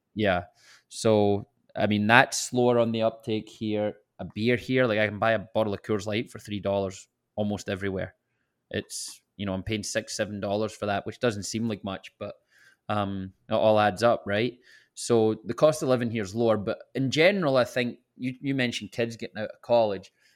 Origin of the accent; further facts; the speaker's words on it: Scotland, United Kingdom; moved away; I can never get away from being the Scottish guy